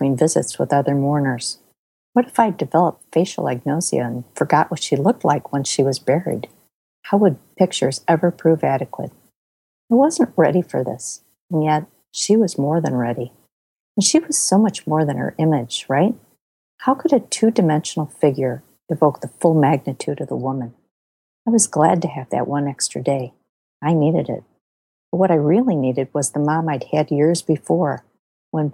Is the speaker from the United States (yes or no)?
yes; Elmhurst, Illinois, United States; I grew up in Elmhurst, Illinois